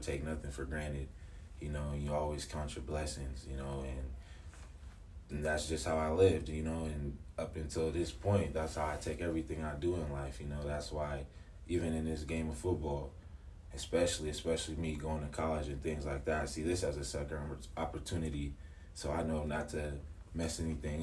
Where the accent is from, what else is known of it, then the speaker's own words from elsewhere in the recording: Seattle, Washington, United States; born and raised in Seattle, Washington